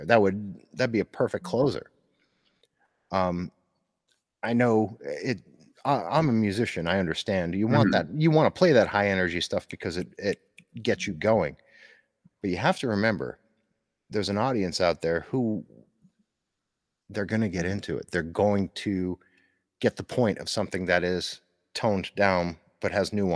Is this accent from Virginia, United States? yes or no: no; Northeastern Pennsylvania, United States; growing up in, I'm from the Northeast in Pennsylvania